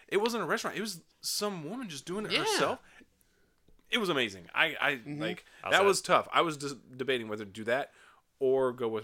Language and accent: English; Las Vegas, Nevada, United States; moved away; I grew up in Las Vegas. It's not something you have out west too much.